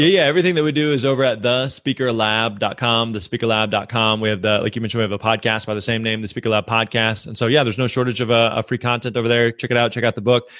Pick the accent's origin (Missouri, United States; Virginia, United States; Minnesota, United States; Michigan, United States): Missouri, United States; I'm actually from Missouri, uh, and growing up, I was really involved with my local church